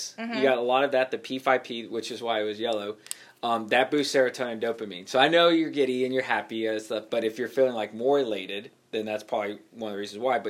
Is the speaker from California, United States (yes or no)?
no; Texas, United States; we're from Texas.